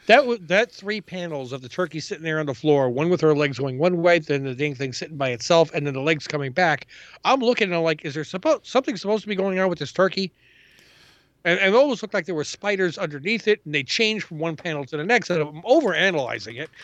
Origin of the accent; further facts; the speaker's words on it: New York City, New York, United States; moved away; I grew up in Ravenswood and hung out in Queensbridge